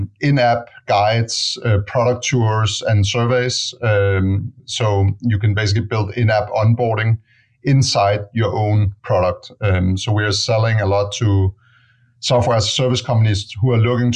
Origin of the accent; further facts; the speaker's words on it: Denmark; moved away as an adult; now in San Francisco, United States; I'm originally from Denmark